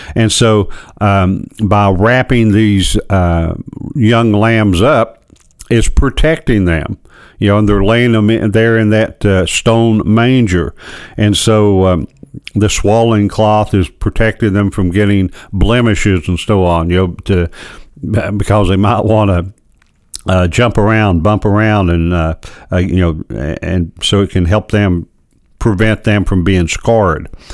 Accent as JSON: {"language": "English", "town": "Louisa", "region": "Kentucky", "country": "United States", "said": "I'm from Louisa"}